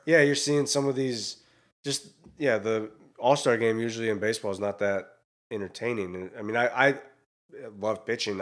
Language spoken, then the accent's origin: English; Iowa, United States; moved away; I grew up in Iowa